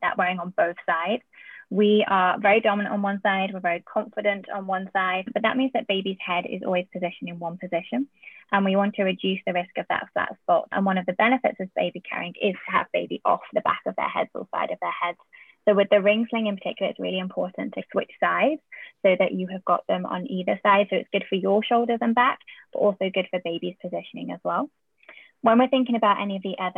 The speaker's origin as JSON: {"language": "English", "country": "United Kingdom", "accent": "UK", "moved": "yes", "said": "my accent that I have in the UK"}